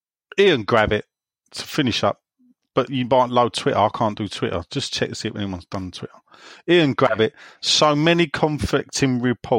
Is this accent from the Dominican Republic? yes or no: no; London, United Kingdom; accent: West Ham; Well, that is my accent.